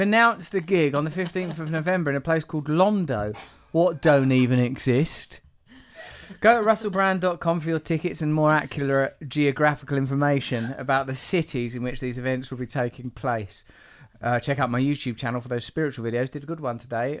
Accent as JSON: {"language": "English", "region": "England", "country": "United Kingdom", "said": "as an English person"}